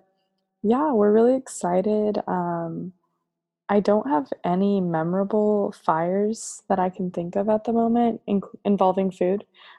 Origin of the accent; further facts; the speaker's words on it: Chula Vista, California, United States; I am 24 and from Chula Vista.